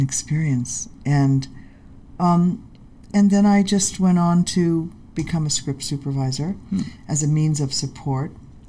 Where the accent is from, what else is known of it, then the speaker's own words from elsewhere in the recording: Los Angeles, California, United States; also born or lived in Manhattan, New York; moved to Hollywood. And I grew up in Hollywood. I went to Hollywood High School. I am a Hollywood kid.